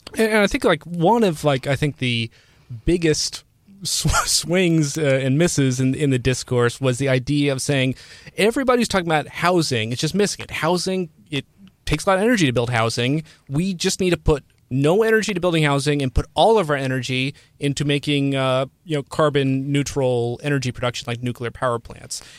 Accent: Cincinnati, Ohio, United States; moved away; I'm from Cincinnati

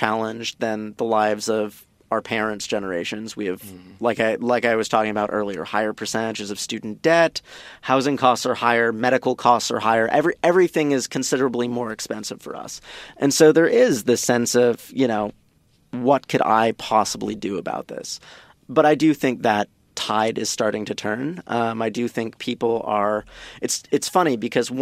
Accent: San Mateo, California, United States; This is my hometown. This is my hometown

